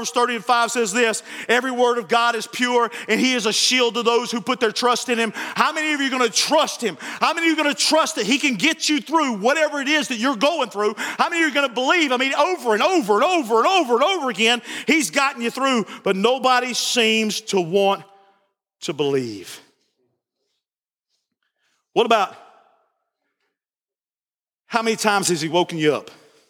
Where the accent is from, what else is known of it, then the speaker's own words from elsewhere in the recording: Barnesville, United States; I'm from Barnesville